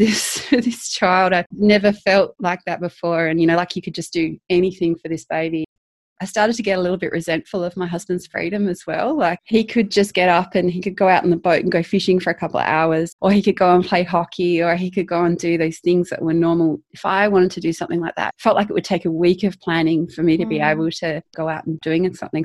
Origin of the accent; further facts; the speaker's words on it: South Australia, Australia; moved away as an adult; also born or lived in Canada; I'm Australian. I was born in South Australia